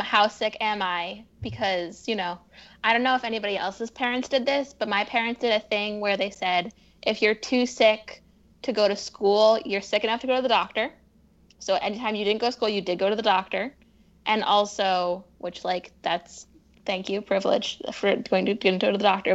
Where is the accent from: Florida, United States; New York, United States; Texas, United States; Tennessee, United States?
New York, United States; Poughkeepsie; moved away as an adult; also born or lived in Boston / Midwest; I grew up in upstate New York.